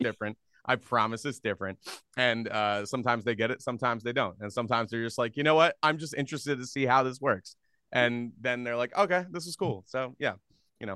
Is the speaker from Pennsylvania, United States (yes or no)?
yes; Philadelphia, Pennsylvania, United States; now in Minnesota, United States; I grew up in Philadelphia area